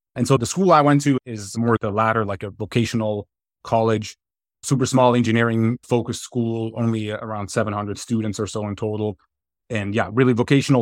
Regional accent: outside Zurich, Switzerland; moved away as an adult; now in United States; born and raised in Switzerland, I grew up, uh, a little bit outside of the, the city limits of Zurich in a, in a small town

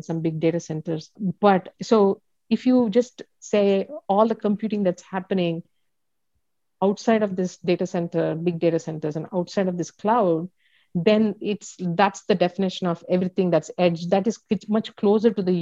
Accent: India; I'm from India.

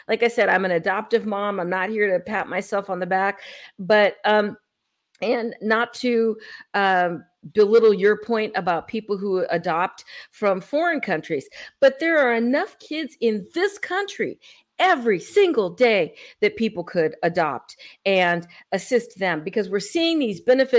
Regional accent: San Francisco, California, United States; I come from California. I came from San Francisco, and I saw all of the people, all the homeless problem

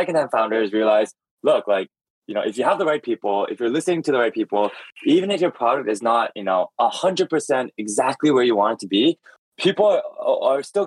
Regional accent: Toronto, Ontario, Canada; moved away as an adult; also born or lived in San Francisco; I grew up in Toronto

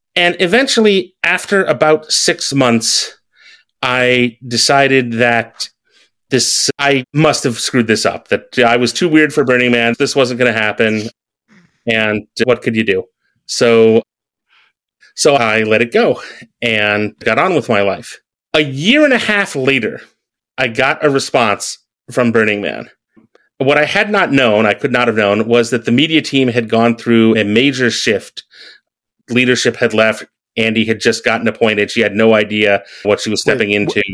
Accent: American Midwest, United States; moved away; growing up in the American Midwest

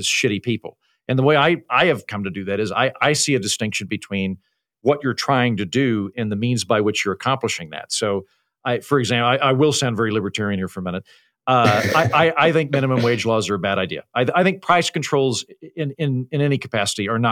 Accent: Oklahoma, United States; accent: Oklahoma; moved away as an adult; also born or lived in Washington, D.C. / New York City / Edinburgh; now in Austin, United States; I'm from Oklahoma, but I've spent my adult life living in bright blue cities like Washington, D.C., New York City, now Austin, Texas. I lived in Edinburgh for a while.

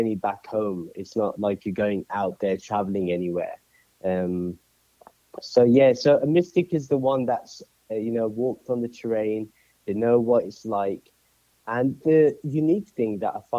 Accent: Birmingham, West Midlands, United Kingdom; moved away as an adult; now in Atlanta, United States; I'm originally from Birmingham, UK, United Kingdom, and I moved over here to the States in December 2017

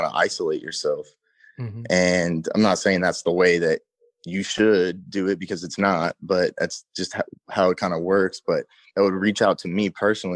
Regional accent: Seattle, Washington, United States; also born or lived in Los Angeles, California; I'm from Seattle

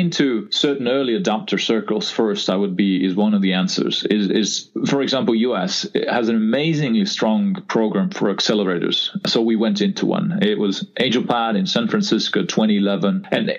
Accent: Estonia; I was born actually in Soviet Union, which was a Republic of Estonia, Soviet Republic of Estonia at that time, and regained independence in 1991. So that's where I grew up

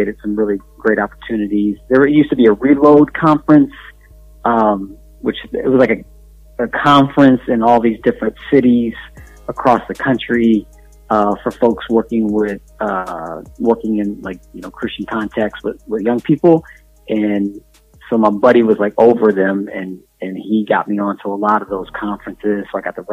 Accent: Indiana, United States; I'm from Indiana.

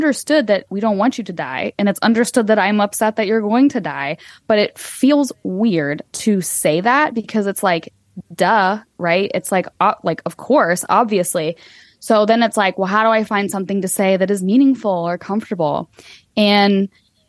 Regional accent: United States; as an American

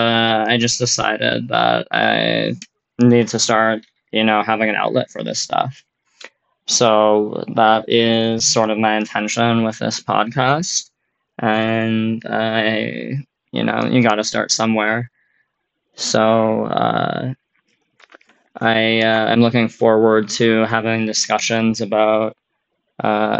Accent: North Dakota, United States; also born or lived in Minnesota; I was born and raised in North Dakota for most of my life.

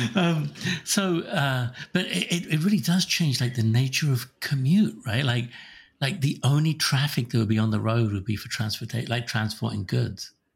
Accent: Slough, South East England, United Kingdom; now in Sammamish, United States; Slough, which is my hometown in England

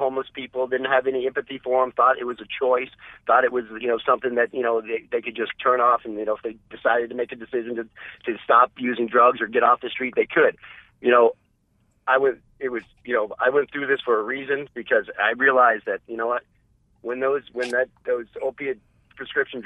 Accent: New England, United States; born and raised in New England

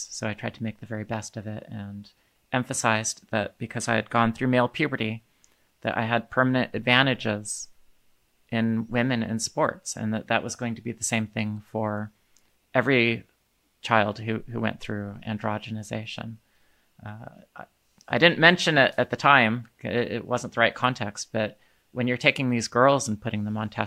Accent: Indiana, United States; And when the legislation came to my home state of Indiana

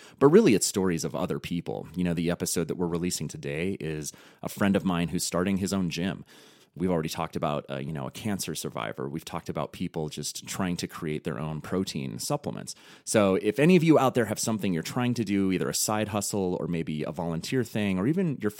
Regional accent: Montana, United States; the teachers that I had growing up in Montana.

